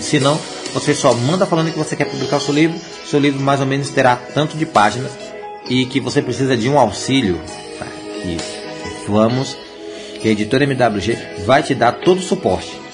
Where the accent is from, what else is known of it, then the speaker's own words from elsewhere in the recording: Jequié, Bahia, Brazil; Jequié é minha terra. Tá? É minha terra, Bahia